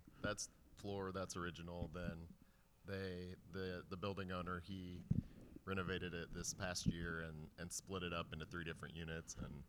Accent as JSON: {"language": "English", "town": "Kansas City", "region": "Missouri", "country": "United States", "tie": "born or raised there", "also_born_or_lived": "Overland Park, Kansas", "said": "Yeah, so I'm a Northlander here in Kansas City. So I was born in Overland Park, but then raised in not North Kansas City, but like Berry Road area."}